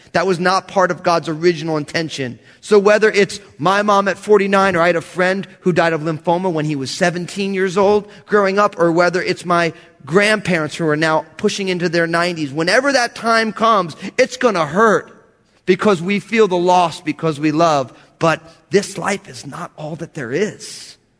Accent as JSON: {"language": "English", "region": "New Jersey", "country": "United States", "said": "I'm all Italian from New Jersey."}